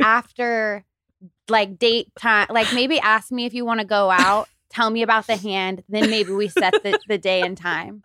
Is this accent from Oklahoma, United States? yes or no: yes; Tulsa, Oklahoma, United States; moved away as an adult; now in Los Angeles, United States; I have been in L A for nine years, I'm from Tulsa, Oklahoma